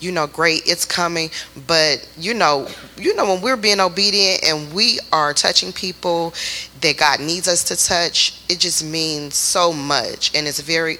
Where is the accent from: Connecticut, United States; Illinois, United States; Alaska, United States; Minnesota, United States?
Illinois, United States; Chicago; moved away as an adult; now in Texas, United States; I'm not from Texas. We're from Chicago.